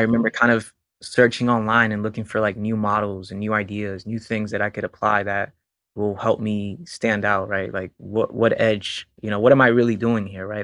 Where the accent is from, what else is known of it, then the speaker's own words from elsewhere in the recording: Puerto Rico; now in Florida, United States; I was born in Puerto Rico.